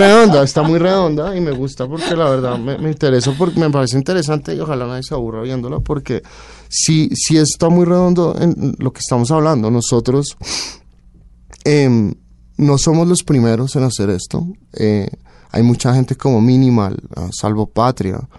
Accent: Colombia; also born or lived in Barcelona, Spain / France / Denmark; Soy colombiano

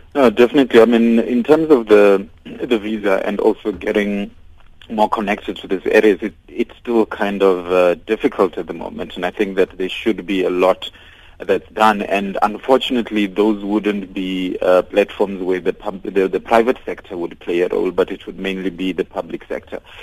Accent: South Africa; I'm an African and I'm a South African

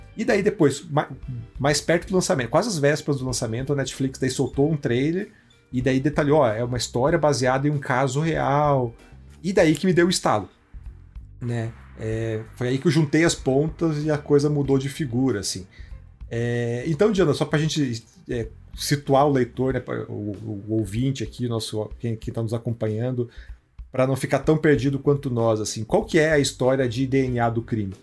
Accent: Curitiba, Paraná, Brazil; eu sou de Curitiba

